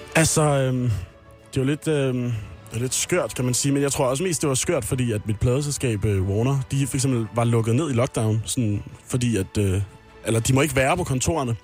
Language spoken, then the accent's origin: Danish; Amager, Capital Region of Denmark, Denmark; jeg er jo fra Amager